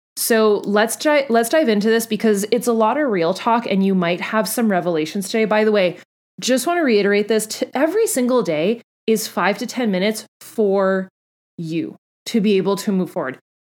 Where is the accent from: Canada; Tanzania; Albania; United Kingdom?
Canada; also born or lived in Florida; I'm Canadian